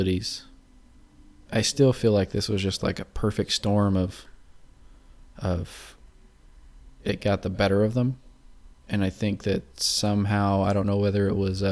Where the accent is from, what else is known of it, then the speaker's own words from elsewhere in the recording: California, United States; we're from California.